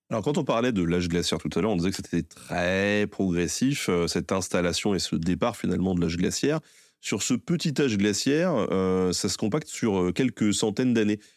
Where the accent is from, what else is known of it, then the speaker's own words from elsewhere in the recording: Tours, Centre-Val de Loire, France; je suis de Tours